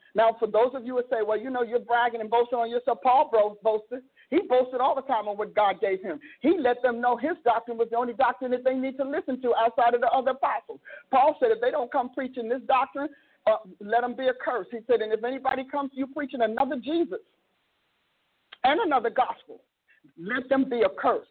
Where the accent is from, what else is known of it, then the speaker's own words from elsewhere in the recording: Newark, New Jersey, United States; now in Oklahoma, United States; I'm from Newark, New Jersey